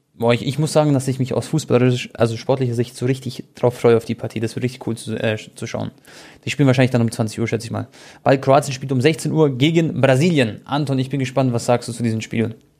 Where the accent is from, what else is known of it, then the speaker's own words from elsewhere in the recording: Munich, Bavaria, Germany; ich bin in München geboren, Deutschland aufgewachsen